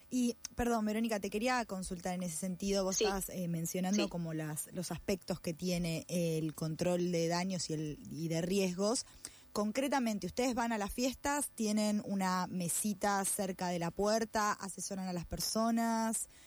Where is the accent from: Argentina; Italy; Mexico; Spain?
Argentina; Mendoza; somos mendocinos nosotros